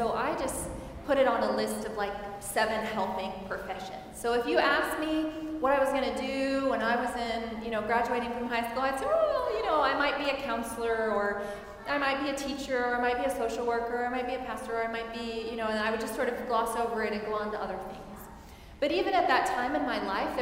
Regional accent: Missouri, United States; moved away as an adult; also born or lived in St. Louis, Missouri; now in Wichita, United States; I am originally from Missouri, and I grew up in a small town there

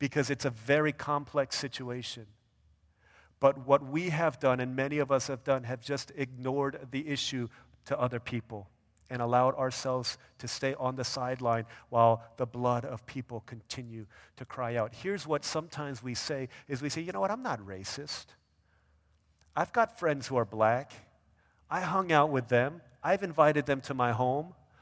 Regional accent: United States; as Asian American people

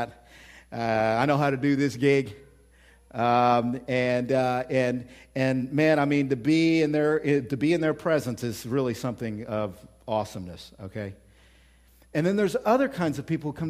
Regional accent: Oklahoma, United States; I'm from Oklahoma.

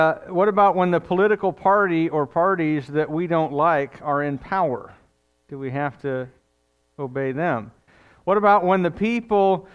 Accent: United States; I'm an American

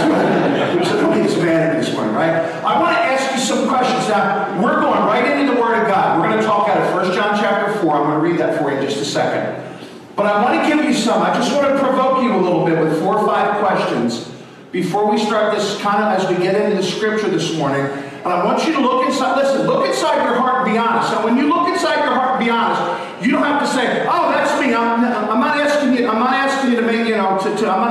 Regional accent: Philadelphia, Pennsylvania, United States; I'm from Philadelphia

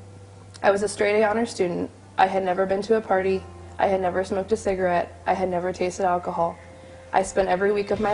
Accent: Huber Heights, Ohio, United States; I grew up here in Heber Heights in a pretty amazing family

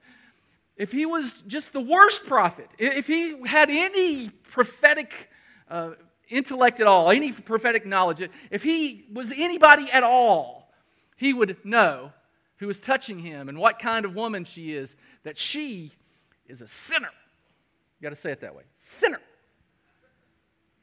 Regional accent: Kentucky, United States; now in South Carolina, United States; I'm from Kentucky and we're all blue bloods

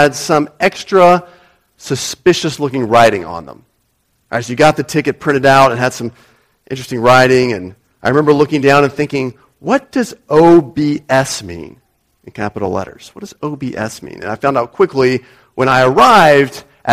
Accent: United States; moved away; people from my own nationality

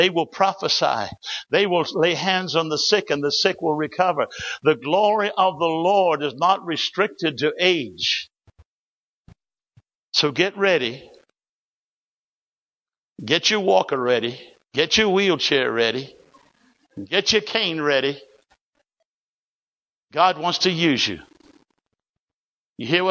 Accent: New Zealand; I grew up in New Zealand. I was born in 1941 in a church that Smith's Wigglesworth started through a prayer meeting

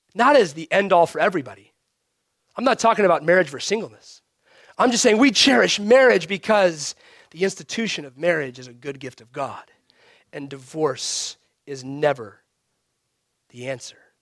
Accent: United States; as American Christians

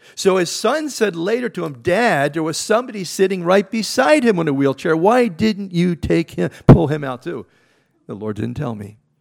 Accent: Philadelphia, Pennsylvania, United States; I grew up in Philadelphia.

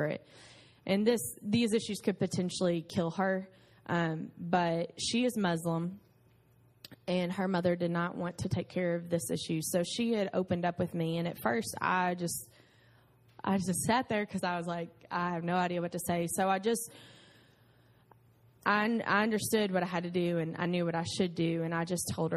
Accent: United States; I'm an American or I'm white

